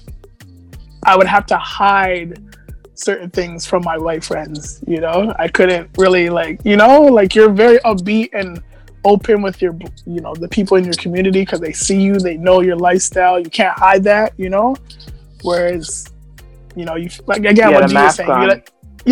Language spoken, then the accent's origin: English; Toronto, Ontario, Canada; also born or lived in Etobicoke, Toronto / Jane and Sheppard, Toronto; So I spent like 14, 15 years in Scarborough. I was born in Etobicoke General, but we had moved to Scarborough pretty much for, I was like 2 months